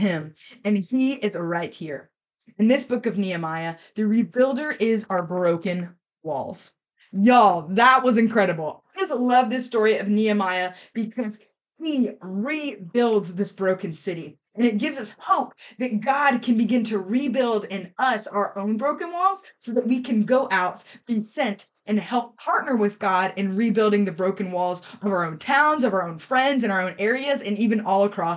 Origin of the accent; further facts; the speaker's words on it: Columbia, South Carolina, United States; I'm from Columbia, South Carolina.